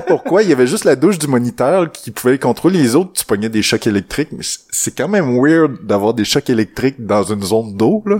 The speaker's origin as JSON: {"language": "French", "area": "Témiscouata", "region": "Quebec", "country": "Canada", "said": "Je viens du bois vraiment. Je viens du Témiscouata."}